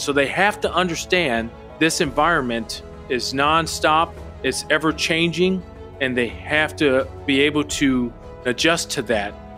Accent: Milwaukee, Wisconsin, United States; moved away; Wisconsin, where I grew up in Milwaukee

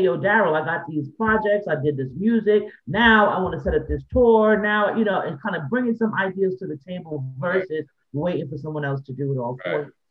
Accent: New York City, New York, United States; Growing up in the Bronx

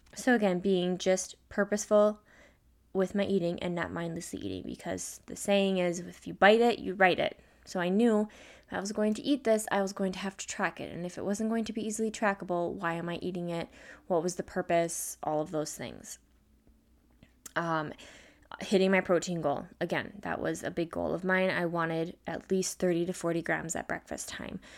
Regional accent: Midwest, United States; I'm an American, I'm a Midwest girl

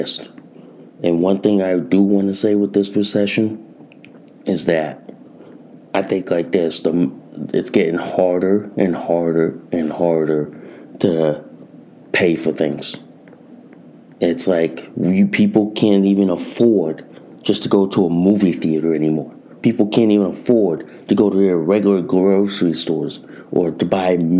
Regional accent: Connecticut, United States; in my home state of Connecticut

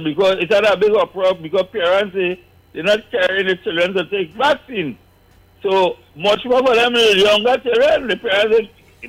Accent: Trinidad & Tobago; Trinidadians, me.

